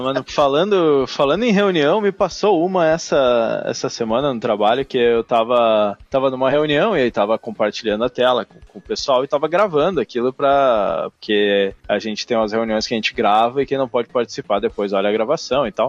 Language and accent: Portuguese; São Leopoldo, Rio Grande do Sul, Brazil; São Leopoldo, que é a minha cidade natal